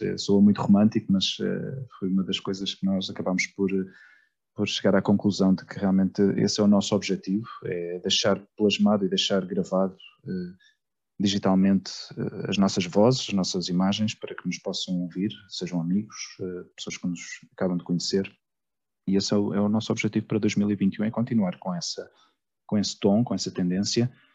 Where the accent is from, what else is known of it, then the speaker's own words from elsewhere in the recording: Portugal; first language Portuguese; now in Spain; sendo português, mas, mas, o facto de viver já há 20, eu já, já estou há 21 anos em Espanha